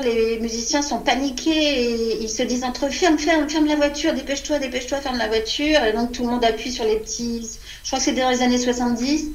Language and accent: French; France; quand on est une petite Française de 5-6 ans